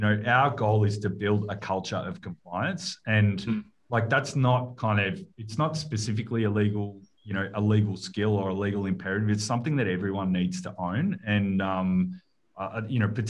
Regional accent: Melbourne, Victoria, Australia; I grew up in Carlton, early days of, you know, in my early years

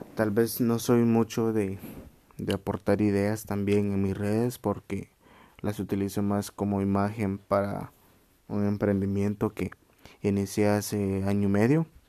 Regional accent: Chiquimula, Guatemala; Soy chapín de corazón.

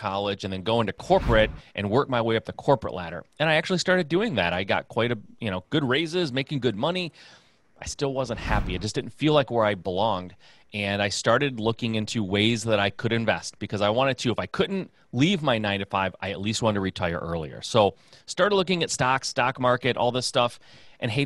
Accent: Michigan, United States; Midwest guy, born and raised in Michigan

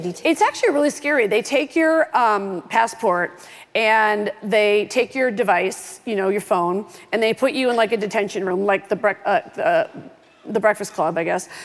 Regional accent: Oak Park, Illinois, United States; I'm from Oak Park, Illinois

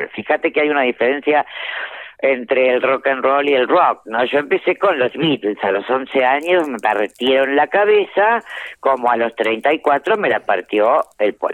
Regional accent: Avellaneda, Buenos Aires Province, Argentina; born or raised there

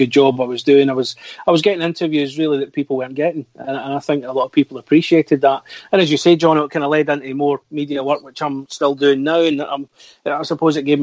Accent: East Kilbride, Scotland, United Kingdom; I was manager of a video shop in my hometown of East Kilbride.

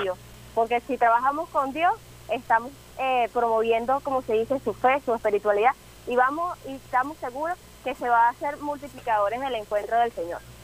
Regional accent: Venezuela; nosotros como venezolanos somos muy marianos

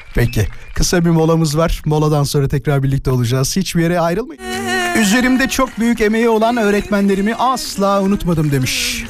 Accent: İzmit, Kocaeli, Turkey; born or raised there

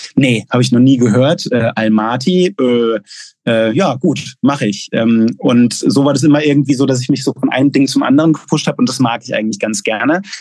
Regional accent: Gaggenau, Baden-Württemberg, Germany; moved away as an adult; also born or lived in Pforzheim / Mexico / Chile / United States; ich bin in Gaggenau aufgewachsen, in der Nähe von Bühl

